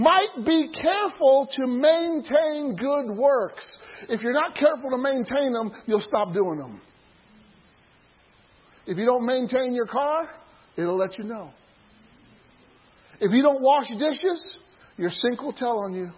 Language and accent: English; near Starved Rock State Park, Illinois, United States; There's a state park nearby where I grew up called Starved Rock.